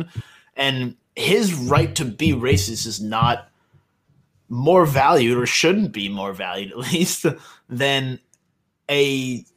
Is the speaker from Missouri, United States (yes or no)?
no; New York, United States; I'm from New York